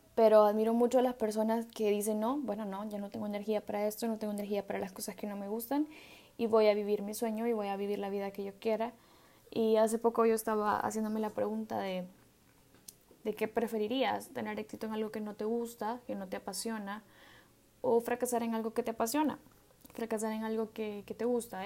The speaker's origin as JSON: {"language": "Spanish", "country": "El Salvador", "said": "yo soy del Salvador"}